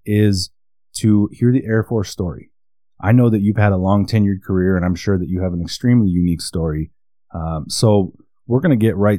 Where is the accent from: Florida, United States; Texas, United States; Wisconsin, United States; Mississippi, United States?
Wisconsin, United States; moved away; I am from Wisconsin, so I'm a Badger fan.